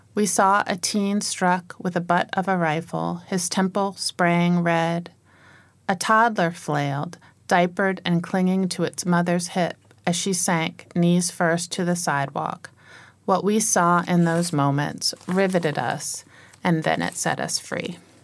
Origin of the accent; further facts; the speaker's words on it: Virginia, United States; I was born and raised in the United States in Virginia